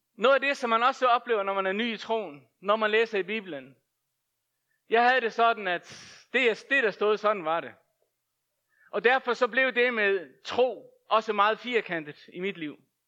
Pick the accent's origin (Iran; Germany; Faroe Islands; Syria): Faroe Islands; moved away; Jeg er født og opvokset på Færøerne